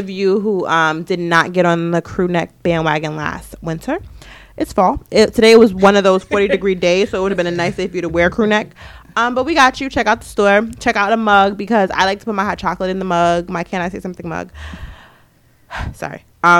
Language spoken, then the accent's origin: English; New York City, New York, United States; we're from Queens.